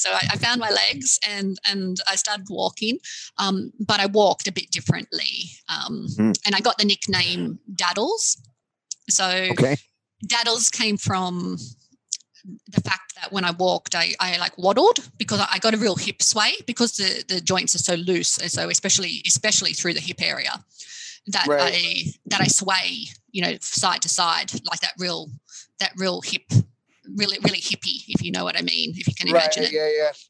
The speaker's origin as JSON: {"language": "English", "country": "Australia", "tie": "born or raised there", "said": "So I'm Australian and lived here all my life, born"}